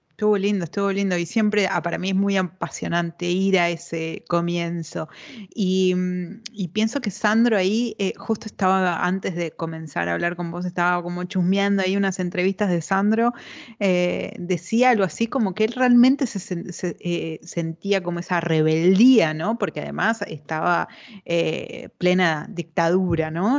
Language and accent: Spanish; Neuquén, Argentina; yo soy neuquina